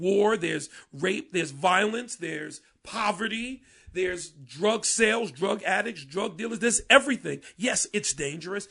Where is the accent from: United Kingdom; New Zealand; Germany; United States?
United States; Paterson, New Jersey; now in Camden, United States; I'm from Patterson, which is like Camden North